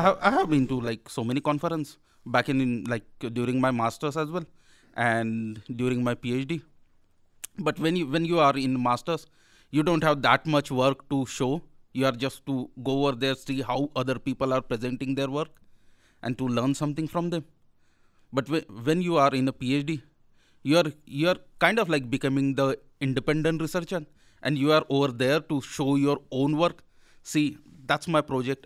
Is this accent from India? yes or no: yes; India; moved away as an adult; now in Belfast, United Kingdom; I'm from India